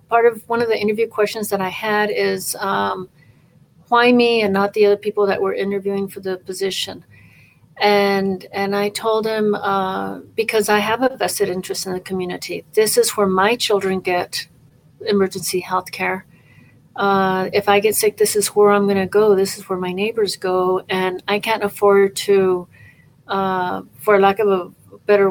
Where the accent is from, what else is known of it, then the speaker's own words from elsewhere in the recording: Albuquerque, New Mexico, United States; I'm actually from Albuquerque.